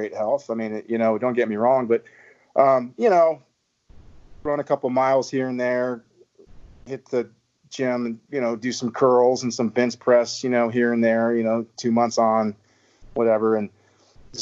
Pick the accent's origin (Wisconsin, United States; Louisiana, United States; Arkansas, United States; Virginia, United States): Virginia, United States; moved away as an adult; also born or lived in South Texas; now in Texas, United States; I'm from Virginia. Originally, I've been in Texas with my wife and three kids for, heck, the last, I guess, dozen or so years now